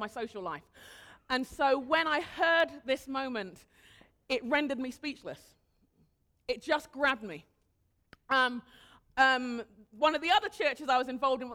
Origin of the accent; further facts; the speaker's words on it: United Kingdom; moved away; also born or lived in Nigeria; I'm a Brit, live here now